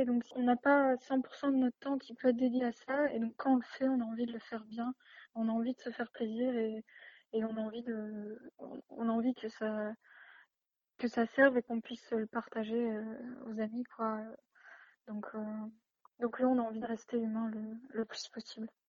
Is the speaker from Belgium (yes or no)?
no; Lille, Hauts-de-France, France; je suis née à Lille